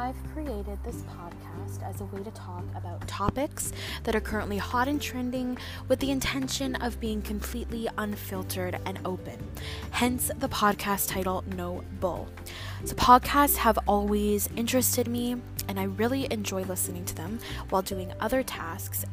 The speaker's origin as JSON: {"language": "English", "town": "Vancouver", "region": "British Columbia", "country": "Canada", "said": "I'm from Vancouver, Canada"}